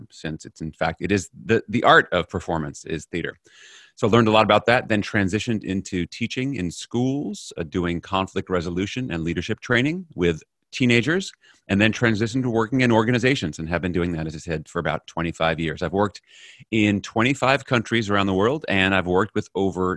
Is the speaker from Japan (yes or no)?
no; New York City, New York, United States; moved away as an adult; now in Netherlands; I'm originally from New York City, grown up in New York and in the US. I now live in the Netherlands.